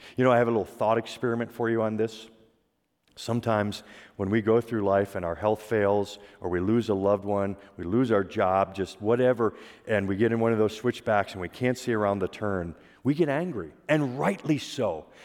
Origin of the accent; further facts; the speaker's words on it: Pennsylvania, United States; I grew up in Pennsylvania